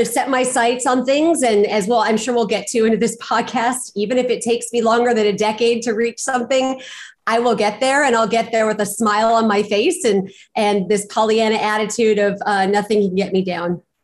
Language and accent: English; Pasadena, California, United States; I was born and raised in Pasadena, California